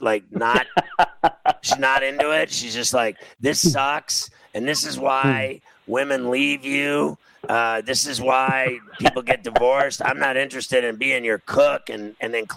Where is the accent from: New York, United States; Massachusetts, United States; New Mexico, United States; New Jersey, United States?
New York, United States; New York City; I'm from New York City